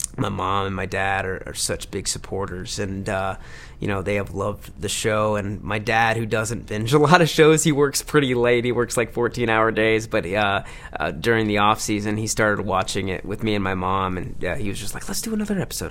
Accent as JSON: {"language": "English", "town": "Livonia", "region": "Michigan", "country": "United States", "tie": "born or raised there", "moved": "yes", "said": "my hometown in Livonia, Michigan"}